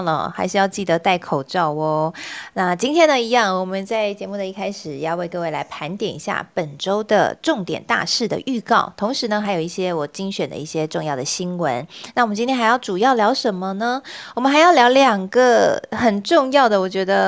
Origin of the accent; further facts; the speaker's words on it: southern Taiwan, Taiwan; also born or lived in Taipei; now in Hsinchu, Taiwan; 我也是南部的乡亲